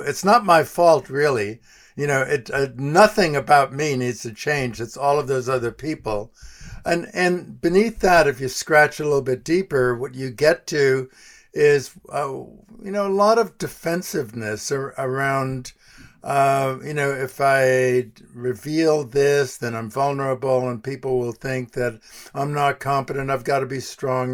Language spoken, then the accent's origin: English; New York City, New York, United States; moved away as an adult; also born or lived in Colorado; I grew up in New York City, west side of Manhattan